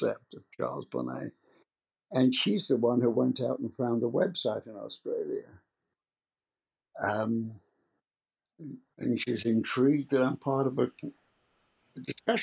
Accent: London, United Kingdom; moved away as an adult; also born or lived in Worcester, England; now in United States; I was born in London, in the heart of London

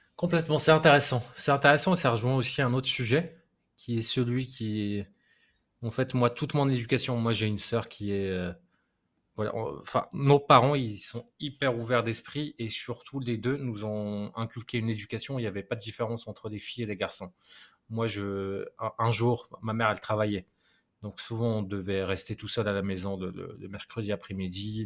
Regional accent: Morocco; j'ai grandi au Maroc

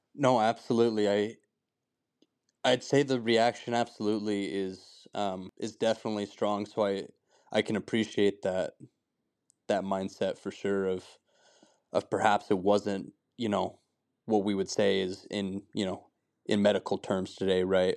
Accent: Heber City, Utah, United States; I'm from Heber City. I grew up there pretty much my whole life.

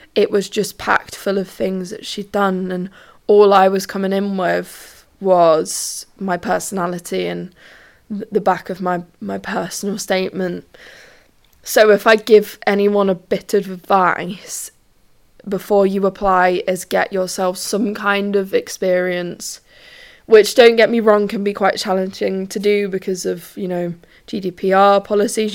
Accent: London, United Kingdom; moved away as an adult; now in Sheffield, United Kingdom; I'm from London. I've moved up to Sheffield.

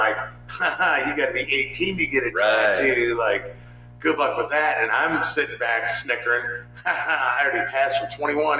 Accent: California, United States; moved away; I'm originally from California

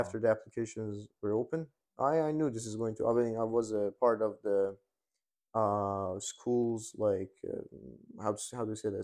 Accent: Iran; moved away as an adult; now in Hungary; I was born and raised in Iran

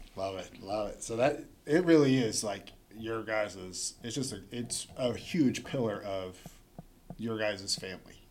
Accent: Chelsea, Oklahoma, United States; growing up in Chelsea

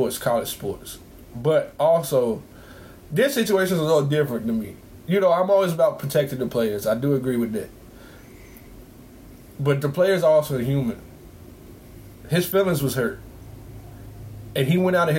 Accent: Carolina, United States; I'm from Carolina, so I'm a Carolina kid.

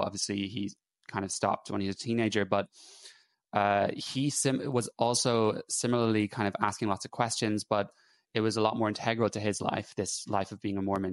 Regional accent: Ireland; moved away as an adult; also born or lived in England; now in United Kingdom; I'm Irish

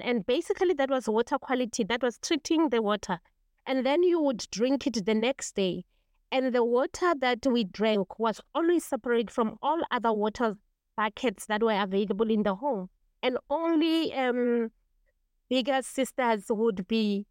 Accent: Kagiso, Gauteng, South Africa; I come from Kagiso, eh, which is an old mining township, and we don't have mountains and hills. We actually have mine dams, which we grew up no time to be our mountains

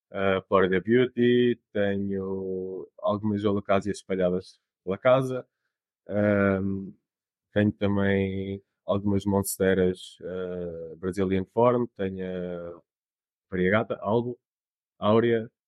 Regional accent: Portugal; also born or lived in Canada; eu, nasci no, no Canadá uh, e a minha família estava lá na altura, decidi voltar para Portugal, porque é, nós somos portugueses.

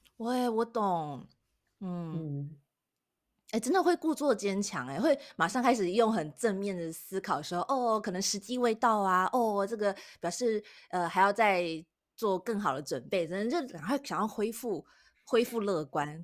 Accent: Taiwan; 我们是台湾人

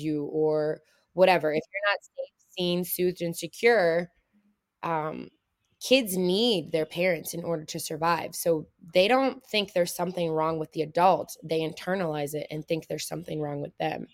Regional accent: Middletown, Ohio, United States; I grew up in Middletown, Ohio. Um, it's a pretty small town, um, in between Cincinnati and Dayton

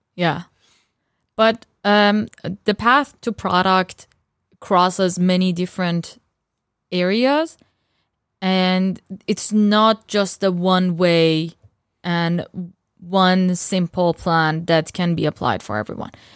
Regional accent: Iran; moved away; I'm from Iran

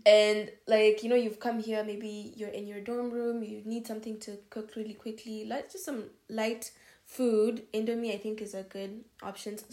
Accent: Kenya; moved away as an adult; now in Hungary; I'm from Kenya

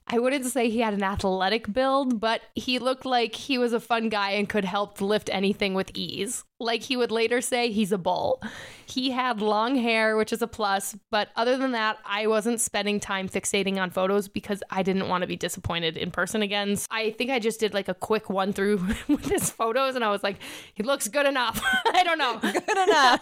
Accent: Elk River, Minnesota, United States; Do you know anyone from Elk River? And that's my hometown

